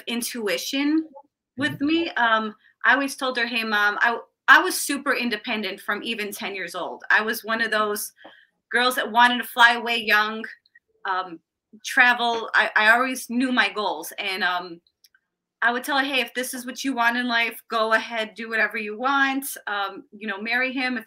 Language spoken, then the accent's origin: English; Chicago, Illinois, United States; also born or lived in Ohio / Florida / Morton Grove, Illinois; I moved to Chicago